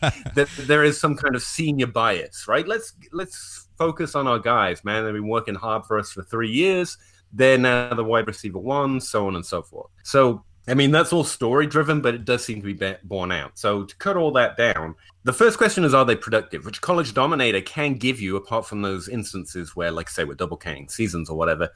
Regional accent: England, United Kingdom; I'm English

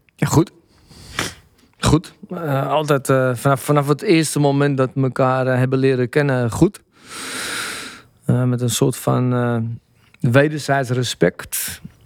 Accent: Amsterdam, North Holland, Netherlands; ik ben van Blauwe Zand. En dat was bepaald niet eh, de beste buurt van Amsterdam-Noord.

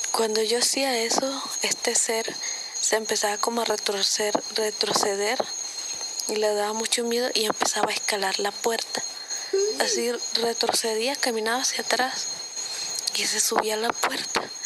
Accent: Panama; yo soy de Panamá

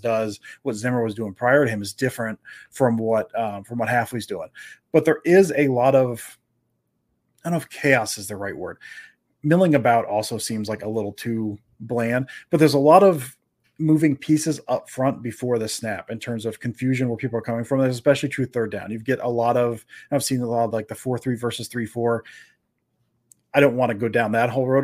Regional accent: Florida, United States; we grew up in Florida

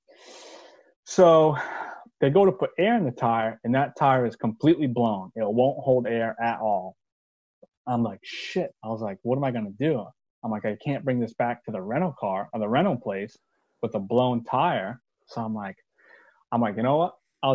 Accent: East Coast, United States; I'm from East Coast. I'm a newbie.

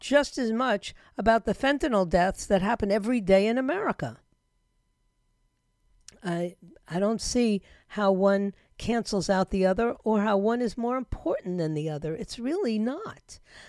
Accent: United States; But I'm an American.

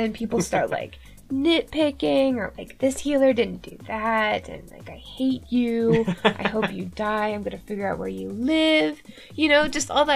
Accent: Canada; I am Canadian after all.

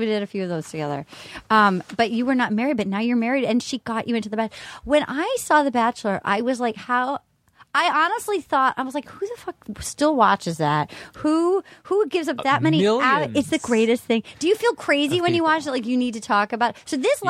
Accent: Rhode Island, United States; I'm from Rhode Island.

